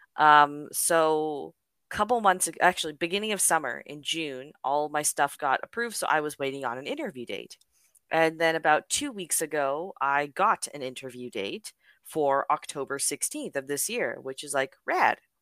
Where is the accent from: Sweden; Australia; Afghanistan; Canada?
Canada; I am unfortunately a Canadian citizen